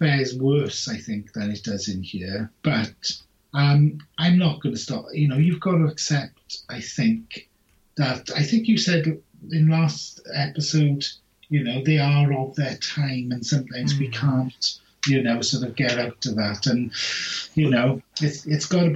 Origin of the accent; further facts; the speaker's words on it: Wales, United Kingdom; I'm Welsh